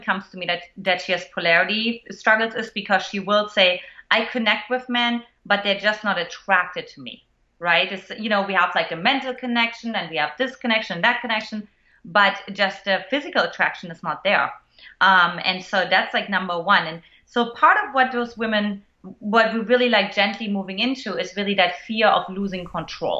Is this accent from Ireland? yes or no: no; eastern Germany, Germany; moved away; I grew up in Eastern Germany to an emotionally absent mother